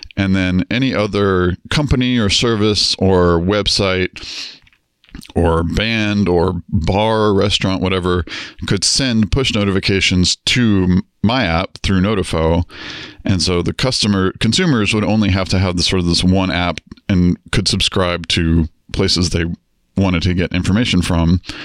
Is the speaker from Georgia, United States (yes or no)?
yes; Atlanta, Georgia, United States; also born or lived in Florida; I was born in Atlanta, Georgia. Uh, grew up there, uh, moved to Florida for a while